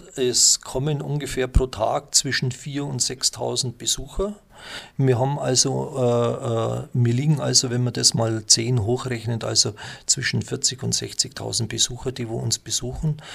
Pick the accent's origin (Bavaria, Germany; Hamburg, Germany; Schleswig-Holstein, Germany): Bavaria, Germany; Schongau; ich bin ein gebürtiger Schongauer. Ich bin also vor 62 Jahren in Schongau im Krankenhaus, hat mich meine Mutter äh, als Pracht Sohn auf die Welt gebracht